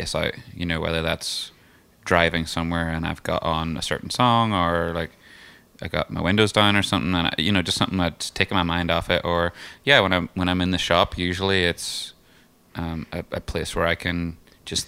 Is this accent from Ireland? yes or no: yes; Ireland; moved away as an adult; now in United States; taking Caitlin to Ireland and took her around my hometown